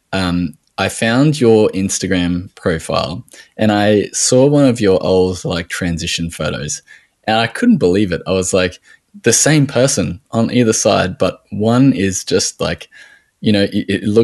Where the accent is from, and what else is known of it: Australia